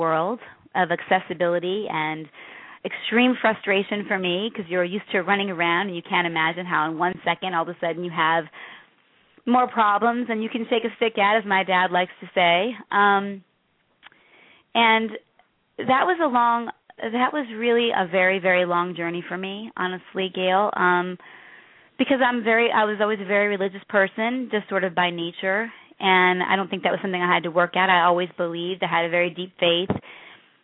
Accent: Chicago, Illinois, United States; I grew up in the South Side of Chicago

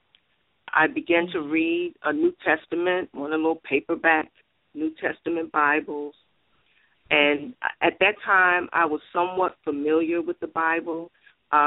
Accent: New York City, New York, United States; I was born and raised in Bronx, New York

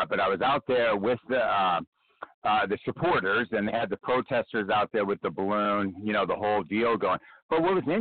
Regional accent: Los Angeles, California, United States; now in San Diego, United States; I grew up in Los Angeles.

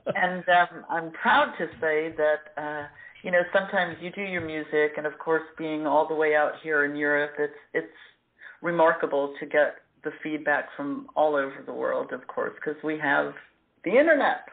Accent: New York, United States; moved away as an adult; also born or lived in Florida; now in Zurich, Switzerland; I was born and raised in New York

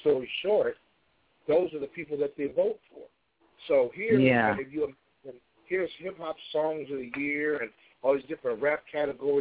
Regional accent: Chicago, Illinois, United States; born or raised there

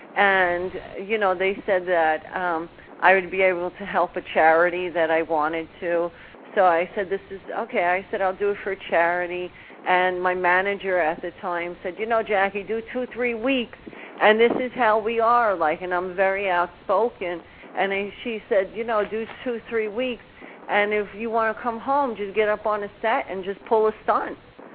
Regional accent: New Orleans, Louisiana, United States; now in New York, United States; I mean, originally I come from New Orleans, but I've lived in New York most of my life and go back and forth.

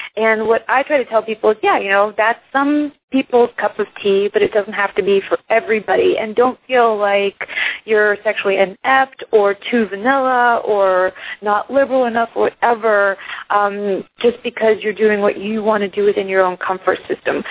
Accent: Iceland; now in United States; I'm originally from Iceland

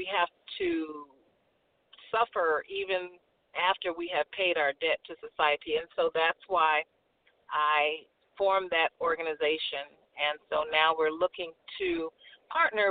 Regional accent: California, United States; I was born and raised in California

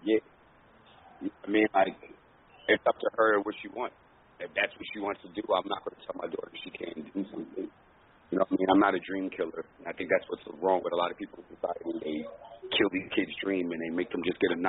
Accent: New York City, New York, United States; because I'm from the Bronx

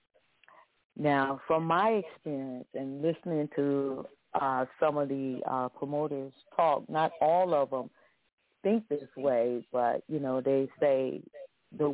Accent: Chicago, Illinois, United States; moved away; I'm originally from Chicago

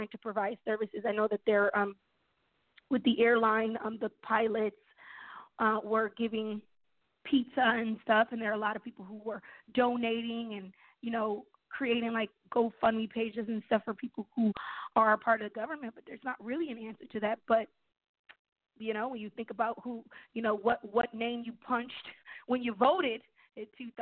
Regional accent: New York, United States; I'm from New York, born and raised.

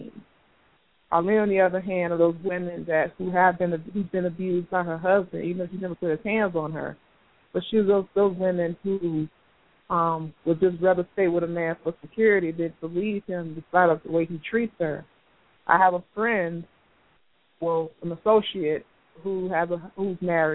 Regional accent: Miami, Florida, United States; I grew up in Miami, grew up poor

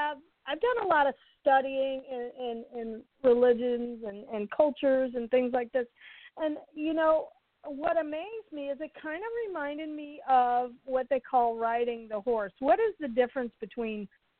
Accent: St. Louis, Missouri, United States; I grew up in St. Louis and I grew up around, you know, … and all these great musicians

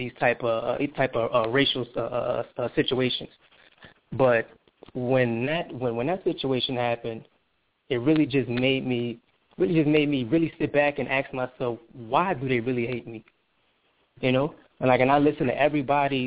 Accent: New Orleans, Louisiana, United States; I'm from New Orleans

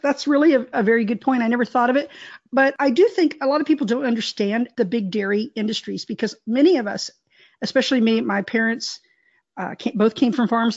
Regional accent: Texas, United States; I was raised in Texas.

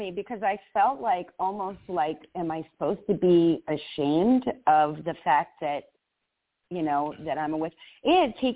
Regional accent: Las Vegas, Nevada, United States; We're from Sin City, and you know Las Vegas is supposed to be.

